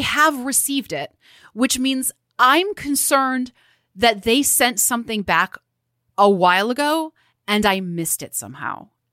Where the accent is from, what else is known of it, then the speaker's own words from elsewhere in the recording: Midwest, United States; as a Midwesterner